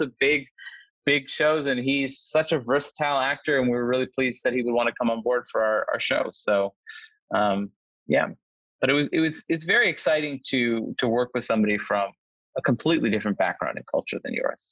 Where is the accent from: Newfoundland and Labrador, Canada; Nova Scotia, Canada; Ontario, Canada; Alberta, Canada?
Nova Scotia, Canada; now in Los Angeles, United States; I'm, I'm originally from Nova Scotia myself, uh, from a small community